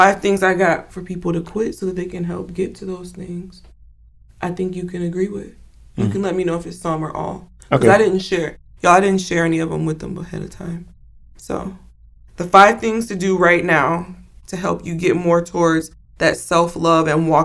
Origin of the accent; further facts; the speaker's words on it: Chicago, Illinois, United States; moved away as an adult; also born or lived in Georgia; being from, where, you know, from the Chicagoland area and coming back here